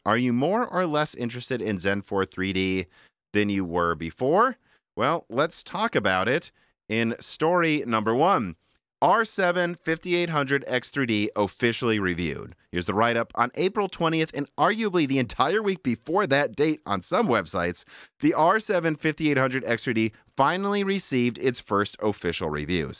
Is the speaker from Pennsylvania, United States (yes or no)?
no; Minnesota, United States; moved away; also born or lived in Illinois; we're from Minnesota, too.